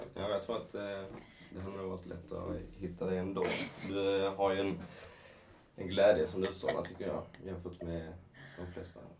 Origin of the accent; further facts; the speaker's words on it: Skåne, Sweden; accent: Scanian (skånska); man kan väl gå på min skånska